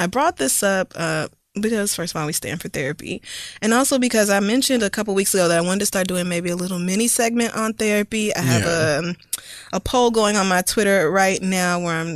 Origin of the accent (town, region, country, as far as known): the Bible Belt, the South, United States; born or raised there